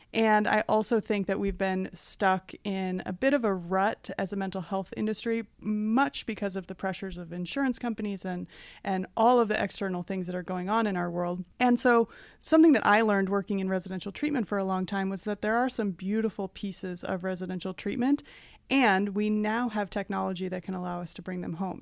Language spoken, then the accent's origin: English; Oak Park, Illinois, United States; I grew up just west of the Chicago border in a town called Oak Park